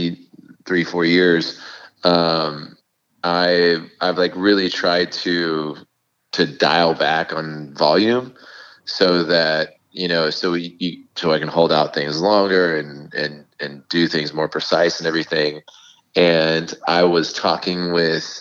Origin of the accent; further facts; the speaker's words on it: Fort Worth, Texas, United States; We're all from Fort Worth together